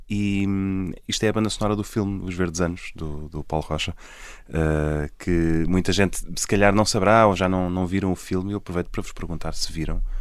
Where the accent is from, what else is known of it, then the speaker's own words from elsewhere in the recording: Portugal; moved away; nascemos em Portugal